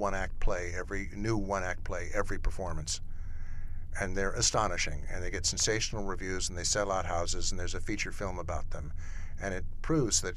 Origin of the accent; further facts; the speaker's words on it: Chicago, Illinois, United States; moved away; I'm a Chicagoan who lives in exile